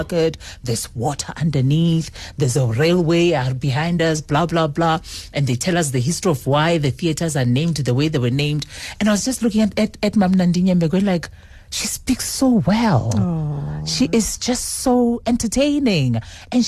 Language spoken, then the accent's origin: English; Seshego, Limpopo, South Africa; moved away as an adult; also born or lived in Lebowakgomo, Limpopo; now in Johannesburg, South Africa; I was born in Seshego. That's where I grew up. And eventually my family moved to Lebowakgomo. And after that, then I went to boarding school